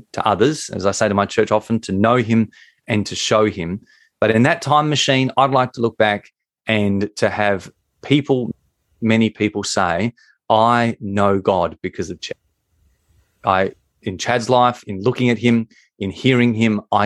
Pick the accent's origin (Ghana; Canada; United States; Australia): Australia; accent: Australian; I find a way to bring in our national sport.